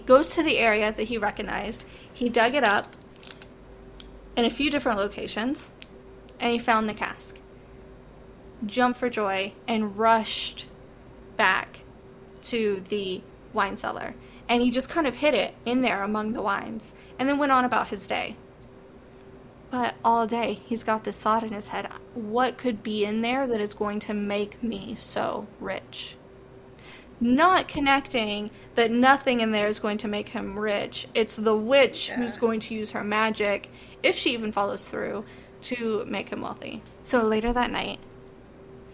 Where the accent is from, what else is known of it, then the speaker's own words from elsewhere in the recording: Tennessee, United States; I'm from Tennessee and not from South Carolina